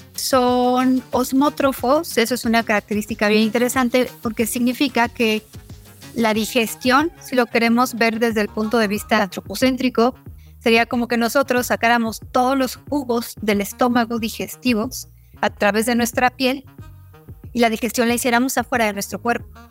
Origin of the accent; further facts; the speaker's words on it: Mexico; como mexicanas, como mexicanos, donde sabemos que tenemos un país megadiverso